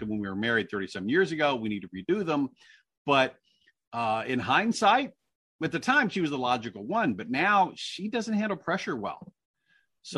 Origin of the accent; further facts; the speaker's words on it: Indiana, United States; moved away; in Indiana where I grew up